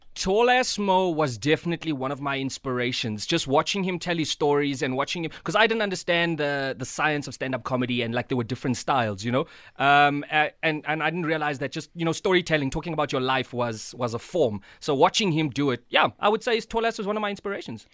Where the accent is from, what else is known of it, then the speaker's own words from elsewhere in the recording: South Africa; moved away as an adult; now in Johannesburg, South Africa; growing up in Tata, speaking Xhosa, looking like a white kid